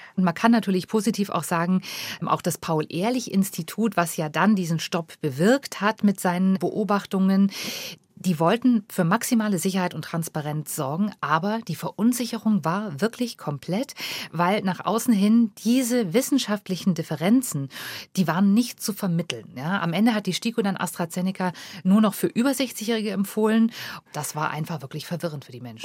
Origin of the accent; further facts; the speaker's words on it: Germany; bei uns in Deutschland